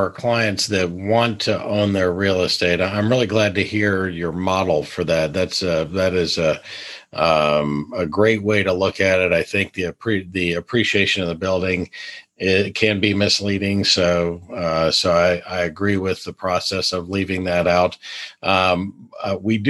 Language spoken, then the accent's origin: English; North Carolina, United States; I grew up in North Carolina